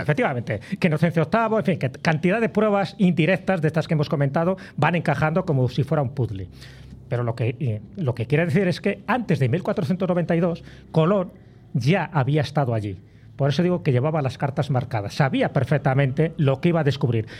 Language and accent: Spanish; León, Castile and León, Spain; yo soy de León